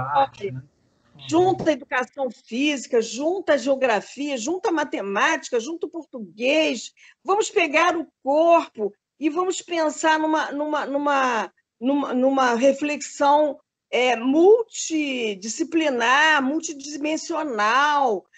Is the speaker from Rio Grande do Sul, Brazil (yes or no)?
no; Rio de Janeiro, Brazil; moved away as an adult; also born or lived in Minas Gerais; eu sou carioca, né? nasci no Rio de Janeiro